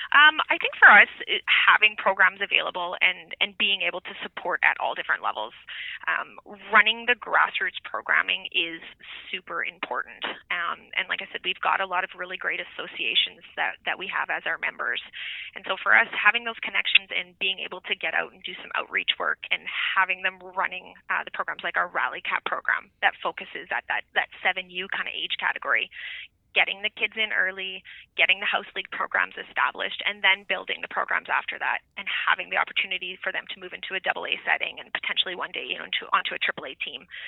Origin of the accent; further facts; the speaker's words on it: Saskatchewan, Canada; moved away as an adult; now in Edmonton, Canada; growing up in Saskatchewan, a big football family